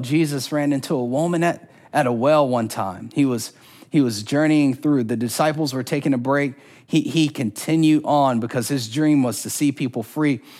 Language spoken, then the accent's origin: English; Orlando, Florida, United States; I'm from Orlando, Florida. And there wasn't a year growing up when we didn't go to Disney World